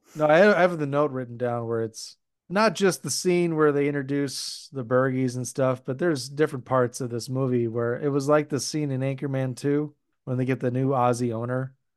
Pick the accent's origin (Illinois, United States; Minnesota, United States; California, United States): Minnesota, United States; we definitely have white trash in Minnesota, but it's not something that we're known for